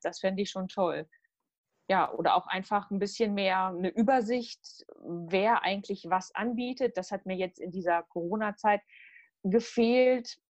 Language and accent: German; Halle, North Rhine-Westphalia, Germany; also born or lived in Gütersloh; Ich bin auch in Halle zur Schule gegangen